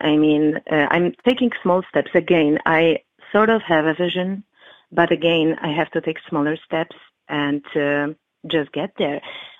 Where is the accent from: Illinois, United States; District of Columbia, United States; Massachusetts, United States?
Illinois, United States; Chicago; I am from Chicago, and currently I live in Chicago.